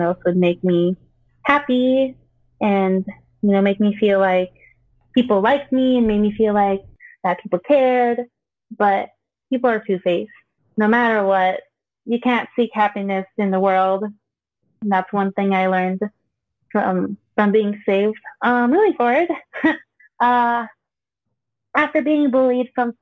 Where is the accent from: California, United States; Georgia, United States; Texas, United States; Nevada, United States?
Nevada, United States; Las Vegas; also born or lived in Philippines; I was born in the Philippines and moved here when I was 2. And I moved out here to Las Vegas